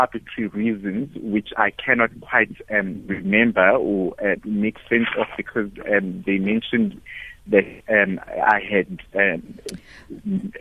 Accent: Durban, KwaZulu-Natal, South Africa; moved away as an adult; also born or lived in Cape Town / Pretoria; I'm based in Durban, which is my hometown, Kwamashu, at the moment

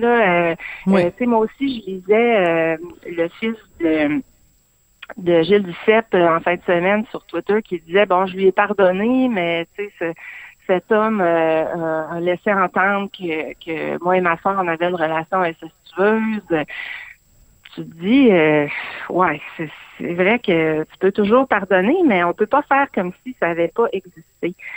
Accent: Saguenay, Quebec, Canada; moved away as an adult; je suis originaire du Saguenay

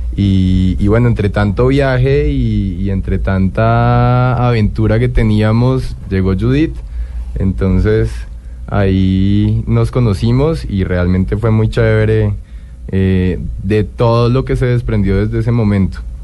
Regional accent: Colombia; somos una pareja catalano-colombiana

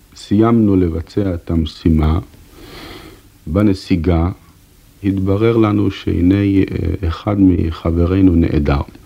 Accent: Haifa, Haifa District, Israel; אנחנו גדלנו יחד ברחוב אחד בחיפה

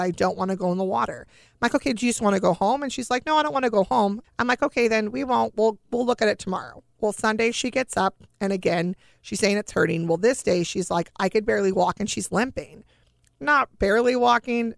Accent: California, United States; We're from California. It's not humid here

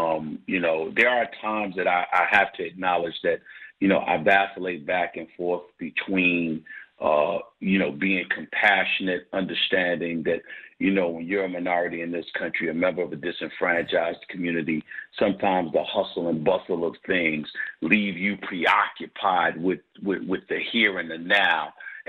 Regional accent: New York, United States; now in Philadelphia, United States; But then I came from New York to Philly.

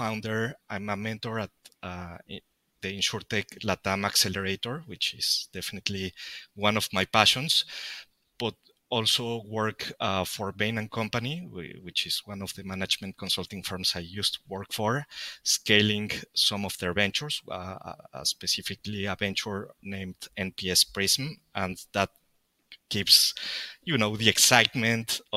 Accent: Mexico City, Mexico; I'm originally from Mexico, Mexico City, huge city

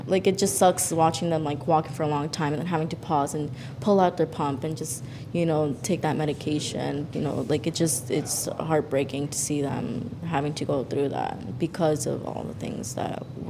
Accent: Chelsea, Massachusetts, United States; growing up in Chelsea

